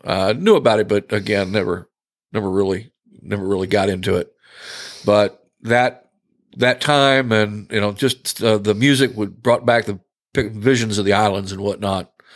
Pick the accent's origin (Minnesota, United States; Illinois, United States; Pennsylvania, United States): Pennsylvania, United States; Pittsburgh; now in Atlanta, United States; I'm originally from, uh, Pittsburgh. Uh, moved to Atlanta in about nineteen eighty and really haven't ever looked back.